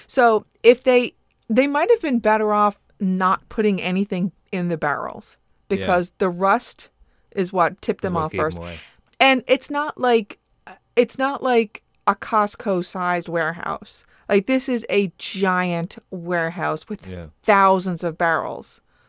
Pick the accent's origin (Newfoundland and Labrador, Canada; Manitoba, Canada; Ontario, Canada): Newfoundland and Labrador, Canada; You know, as a Newfoundlander, we prefer molasses to put on our Towtons.